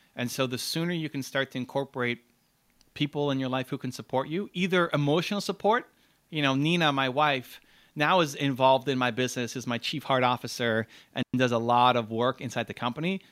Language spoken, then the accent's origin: English; Canada; I'm Canadian